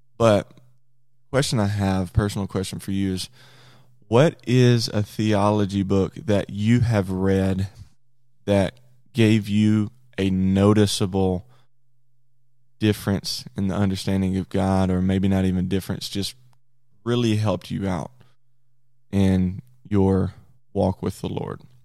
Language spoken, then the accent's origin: English; near Jackson, Mississippi, United States; he's the football coach at Jackson State University, which is forty miles near my hometown.